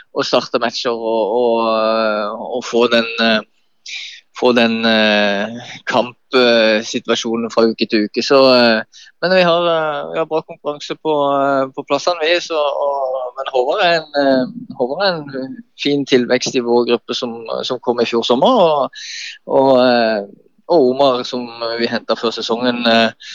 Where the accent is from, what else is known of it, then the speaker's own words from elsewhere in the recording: Kristiansand, Agder, Norway; Jeg vokste opp på Hellemyr